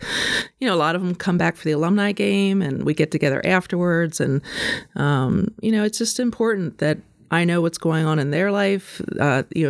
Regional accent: York County, Pennsylvania, United States; also born or lived in Harrisonburg, Virginia / Newark, Delaware / Philadelphia, Pennsylvania; I went to Hanover High School, so I'm local. I'm from York

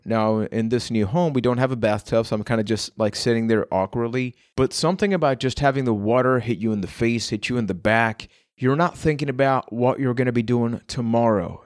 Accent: Puerto Rico; I am from Puerto Rico

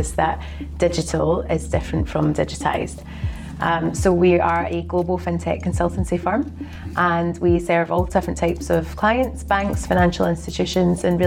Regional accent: Glasgow, Scotland, United Kingdom; accent: Glaswegian; now in London, United Kingdom; I live in London, but I'm originally from Glasgow in Scotland

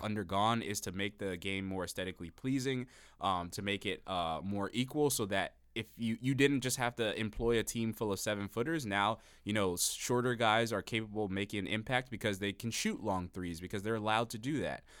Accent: Miami, Florida, United States; I'm from Miami

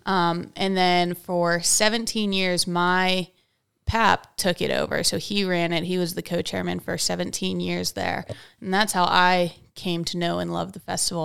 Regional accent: Hickory, Pennsylvania, United States; also born or lived in Wake Forest; I grew up here in Hickory

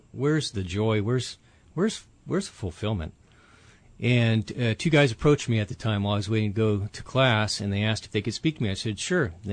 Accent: Huntington Beach, California, United States; I grew up in Orange County, California, Southern California, Huntington Beach area

